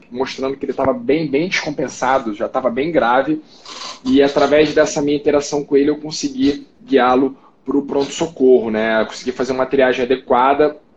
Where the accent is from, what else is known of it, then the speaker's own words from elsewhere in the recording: Rio de Janeiro, Brazil; now in São Paulo, Brazil; Eu, eu sou carioca, mas moro hoje em São Paulo, então conheço bastante lá.